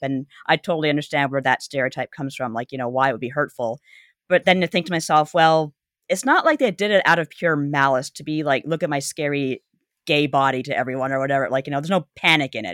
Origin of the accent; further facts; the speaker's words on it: Canada; growing up in Canada, we had kids in the hall